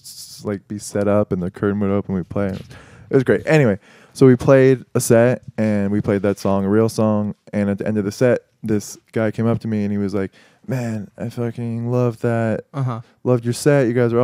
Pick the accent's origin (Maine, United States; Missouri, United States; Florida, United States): Florida, United States; Sarasota; now in New York, United States; I grew up in Florida.